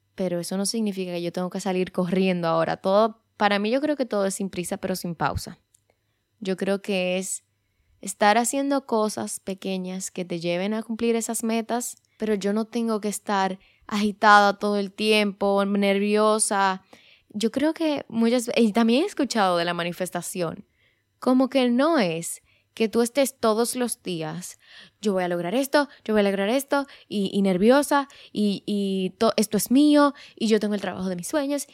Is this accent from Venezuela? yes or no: no; Dominican Republic; en mi país, en República Dominicana